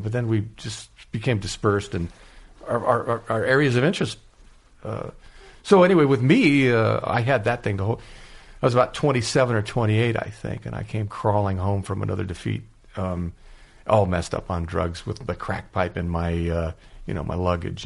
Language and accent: English; San Diego, California, United States; also born or lived in Los Angeles; now in Chadron, United States; Growing up in San Diego, I disliked Los Angeles